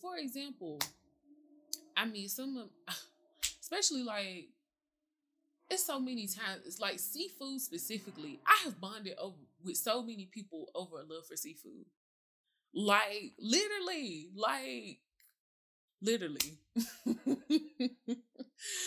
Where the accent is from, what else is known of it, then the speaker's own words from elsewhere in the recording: the South, United States; I'm from the South, so it's certain foods my mama like to cook.